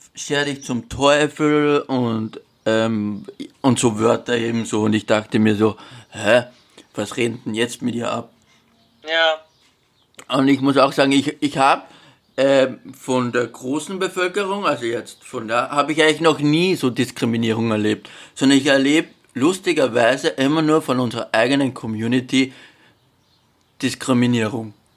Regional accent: Austria; weil ich aus Österreich.

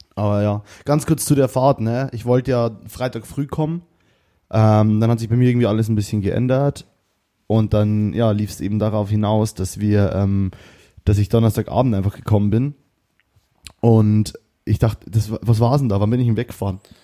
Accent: Bavaria, Germany; accent: Bavarian; wegen meinem Bayerisch

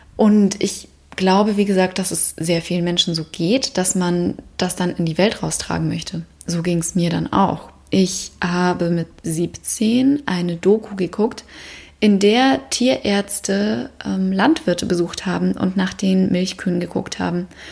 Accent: Bavaria, Germany; bin ich in Bayern aufgewachsen

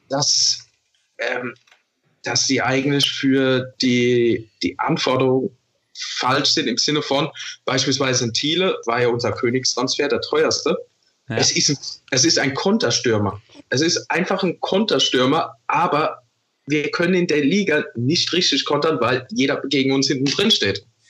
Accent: Vorderpfalz, Rhineland-Palatinate, Germany; Ich komme aus der Vorderpfalz

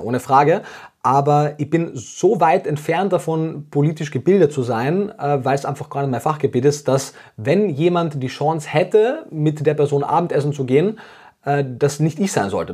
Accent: Austria; moved away as an adult; now in Germany; Wie man ab dem ersten Satz wahrscheinlich hört, komme ich ursprünglich aus Österreich, äh, lebe jetzt aber schon sieben Jahre in Deutschland

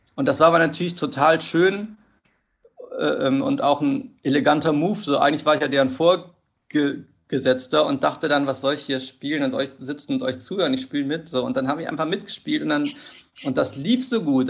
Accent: Cologne, North Rhine-Westphalia, Germany; moved away as an adult; also born or lived in Hanover / Hamburg; Ich bin in, äh, im Vorort von Köln aufgewachsen

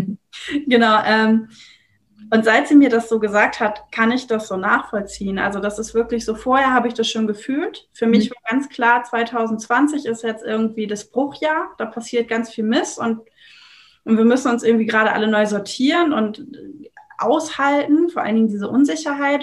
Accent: Germany; ich komme aus Deutschland.

